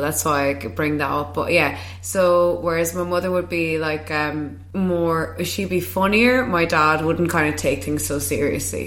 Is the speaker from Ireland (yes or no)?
yes; Kilkenny, Leinster, Ireland; moved away; my hometown in Kilkenny